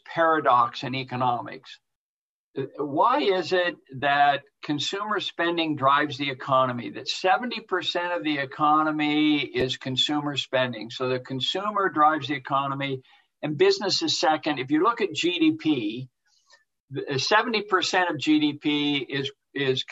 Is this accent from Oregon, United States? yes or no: yes; Portland, Oregon, United States; I grew up in Portland